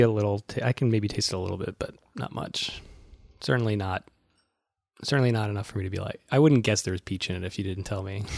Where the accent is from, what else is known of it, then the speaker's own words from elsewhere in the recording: Massachusetts, United States; now in New York, United States; I'm from Massachusetts